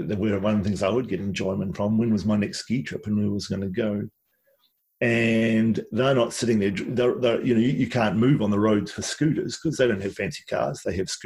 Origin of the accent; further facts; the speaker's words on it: Wellington, New Zealand; also born or lived in Nelson, New Zealand; when I grew up in Wellington and Nelson